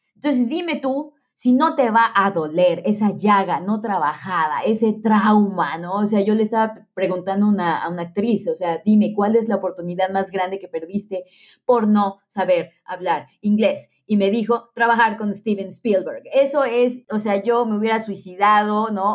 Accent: Mexico; los mexicanos estamos en un lugar extraordinariamente privilegiado

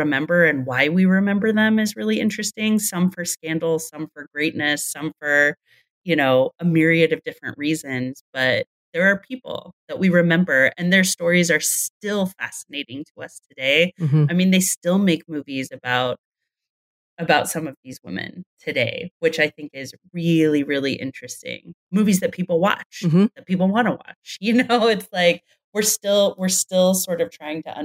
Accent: California, United States; I grew up in California

